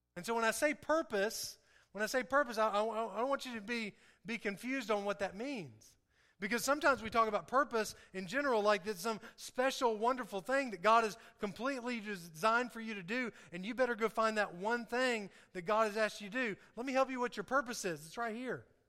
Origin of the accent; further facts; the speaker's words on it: the South, United States; I talk different, um, I, I act different, uh, in, in some ways because I'm from the South